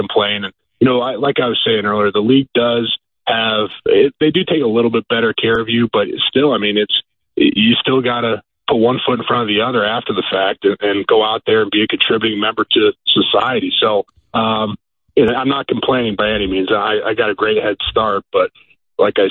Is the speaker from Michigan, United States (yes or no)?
no; Ohio, United States; I live in my hometown, so I probably get a little bit more of that than I would if I was still living in my NFL city, or I played at a big school here in Ohio